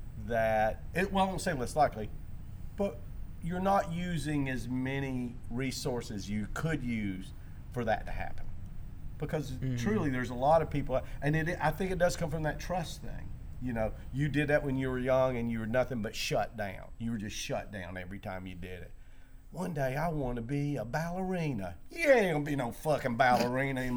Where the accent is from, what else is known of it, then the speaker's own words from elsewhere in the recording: the South, Southern United States, United States; I came from Southern background